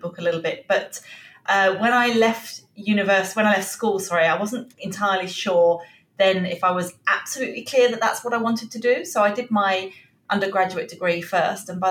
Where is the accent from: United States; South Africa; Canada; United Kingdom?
United Kingdom; England; moved away as an adult; now in Australia; I'm obviously from England originally. You can probably tell from the accent.